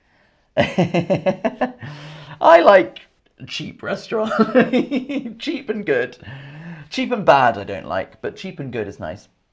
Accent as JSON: {"language": "English", "town": "Camden", "region": "London", "country": "United Kingdom", "accent": "English", "said": "Camden's where I'm from, and Camden has international food. I'm from Camden."}